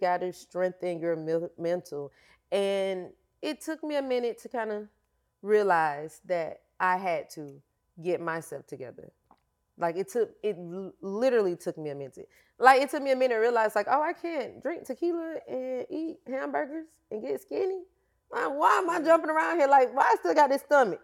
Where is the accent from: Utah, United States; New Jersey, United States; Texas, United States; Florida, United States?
Florida, United States; I am from Florida